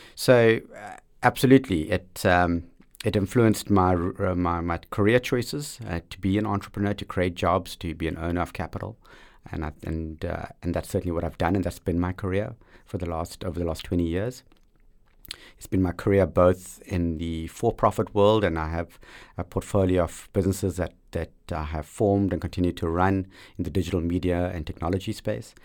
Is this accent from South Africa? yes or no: yes; South Africa; growing up in South Africa in that liberation struggle moment